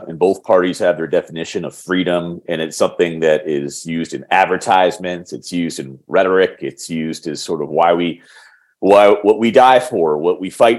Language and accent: English; Washington, District of Columbia, United States; I'm in Washington, D.C. at the moment, our nation's capital, my hometown